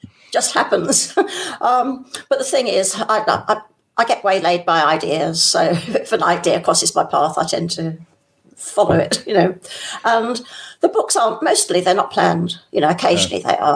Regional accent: London, United Kingdom; moved away as an adult; also born or lived in Reading / Hertfordshire; now in Welshpool, United Kingdom; lived most of my life in London. In fact, my father was a GP in the East End a heck of a long time ago, and so I was brought up there

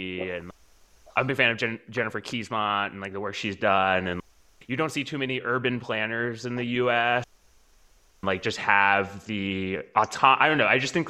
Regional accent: Austin, Texas, United States; I'm from Austin.

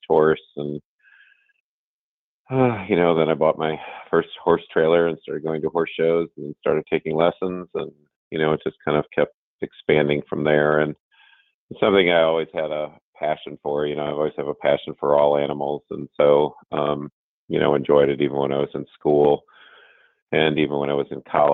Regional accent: Barrington, Illinois, United States; moved away as an adult; also born or lived in South Carolina; I grew up in Barrington, Illinois

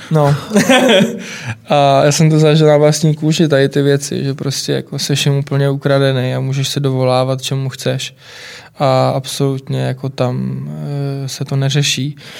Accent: Czechia; u nás, u nás v Čechách

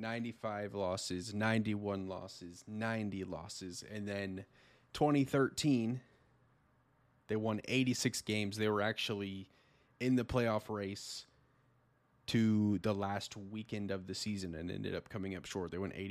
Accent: Kansas City, United States; as everybody knows, I'm from Kansas City. I am a Kansas City Royals fan

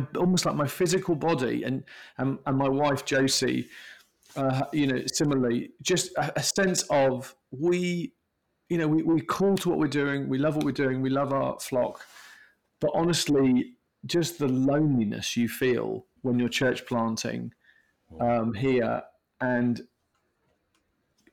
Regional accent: United Kingdom; I'm from Britain

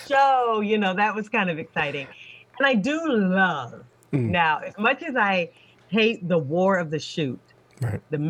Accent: Washington, District of Columbia, United States; also born or lived in Ann Arbor, Michigan; I'm from Washington, D.C. is where I grew up.

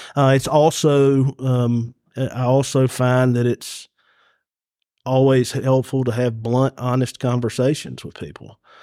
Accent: Carrollton, Georgia, United States; I'm Ca-, from Carrollton

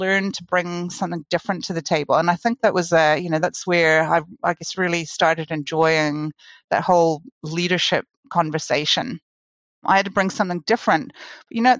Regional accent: Canada; moved away as an adult; now in New Zealand; I am Canadian, but I've spent most of my career in New Zealand

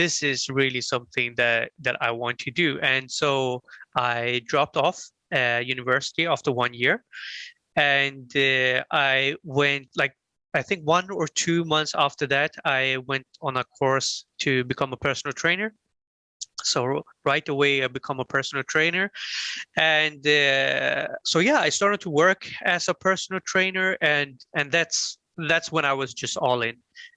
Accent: Sweden; I had a easy time growing up in Sweden

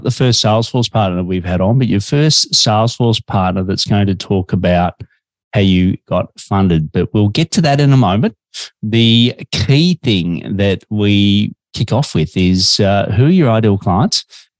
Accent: Australia; now in Melbourne, Australia

